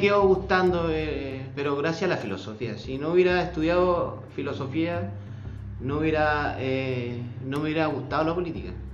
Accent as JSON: {"language": "Spanish", "area": "Colchagua", "region": "O'Higgins", "country": "Chile", "said": "Soy corchagüino"}